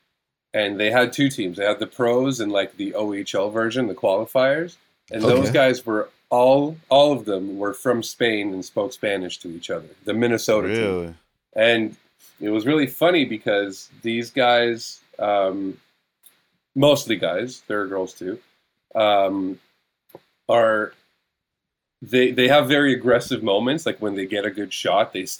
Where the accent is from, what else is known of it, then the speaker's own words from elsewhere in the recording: Israel; now in North America; when I grew up in Hebrew